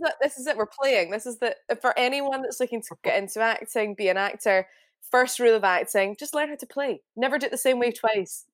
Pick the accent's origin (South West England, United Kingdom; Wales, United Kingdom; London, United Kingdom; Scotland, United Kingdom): Scotland, United Kingdom; accent: Glaswegian; I'm very Scottish.